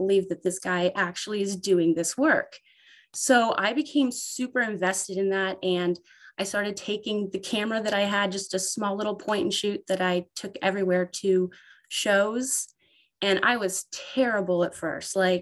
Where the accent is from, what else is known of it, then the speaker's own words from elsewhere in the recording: Ontario, Canada; I am from Ontario, Canada